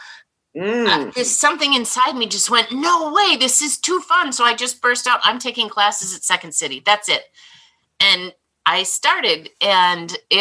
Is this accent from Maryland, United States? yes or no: no; Minnesota, United States; moved away as an adult; now in Chicago area, United States; I came from Minnesota, Swedish, nice family